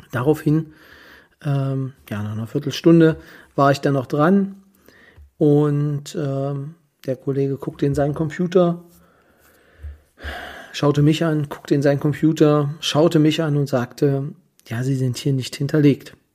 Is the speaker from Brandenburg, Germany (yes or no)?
yes; Kyritz, Brandenburg, Germany; weil ich selber, wie die meisten wissen, bin aus Küritz, und ja, Berlin sind doch anderthalb Stunden